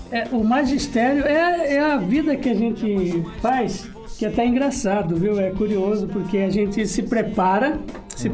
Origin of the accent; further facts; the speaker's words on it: Corumbá, Mato Grosso do Sul, Brazil; moved away; Eu nasci em Corumbá, Mato Grosso do Sul